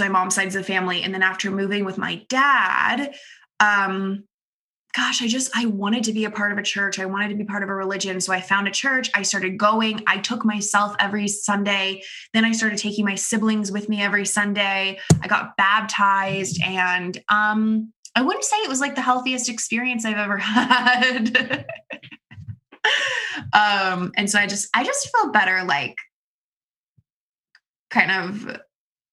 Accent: Florida, United States; moved away as an adult; now in Connecticut, United States; I'm from Florida. I was born in Florida. I lived in Florida until I was 18 or 19 years

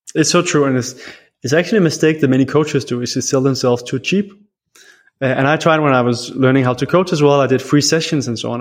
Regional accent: Denmark; I am from Denmark, and I love Denmark, but Denmark gets very cold

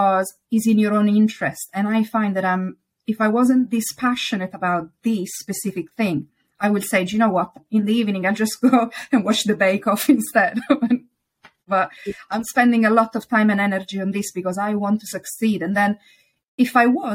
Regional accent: Italy; accent: Italian; English is a second language; now in United Kingdom

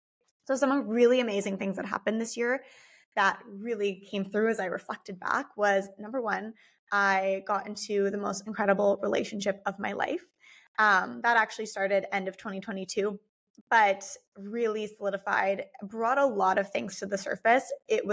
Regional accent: United States; born there; since I am part Canadian, part German, born in the US, have moved around a lot.

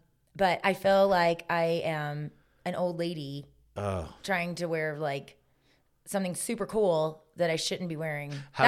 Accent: South Carolina, United States; I just thought I had really big hair because I'm from South Carolina.

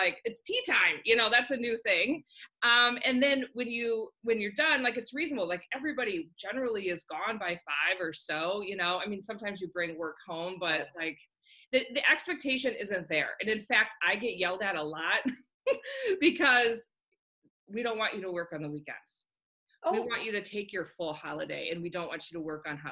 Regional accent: United States; moved away as an adult; now in New Zealand; Being an American working in New Zealand

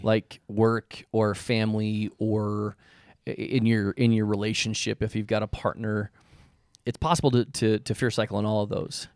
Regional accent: Spokane, Washington, United States; my childhood best friend, growing up in Spokane, Washington

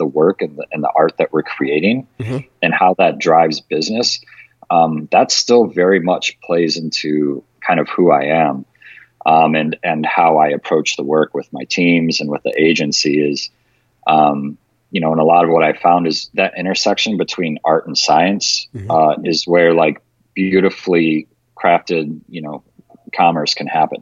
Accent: Detroit, Michigan, United States; now in Las Vegas, United States; I grew up in Detroit

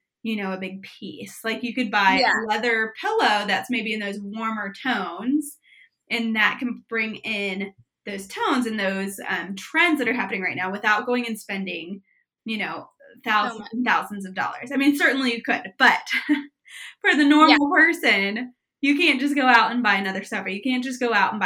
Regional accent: Prairie Village, Kansas, United States; I was born and raised in Prairie Village, Kansas.

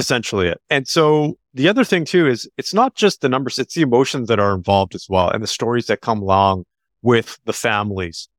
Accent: Canada; they're Canadian, so I'm a Canadian

